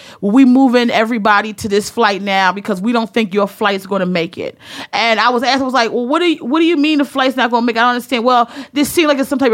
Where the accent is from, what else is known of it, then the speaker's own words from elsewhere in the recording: the North, United States; I'm from the North